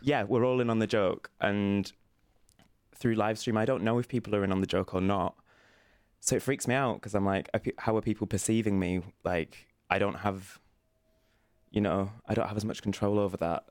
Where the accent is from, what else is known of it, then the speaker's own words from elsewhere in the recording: Burnley, North West England, United Kingdom; moved away; I'm originally from a little town called Burnley, which is in the north of England